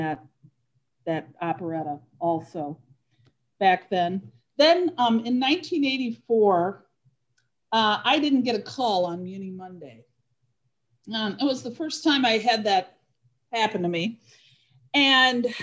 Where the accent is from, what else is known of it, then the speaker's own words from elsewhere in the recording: Rock Island, Illinois, United States; moved away; I was born and raised in Rock Island, Illinois